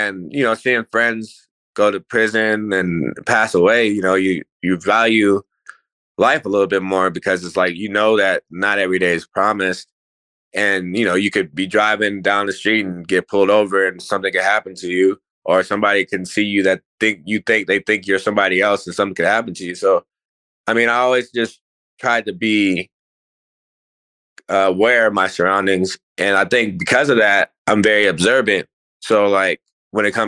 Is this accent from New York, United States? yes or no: no; Aurora, Colorado, United States; I was raised in Aurora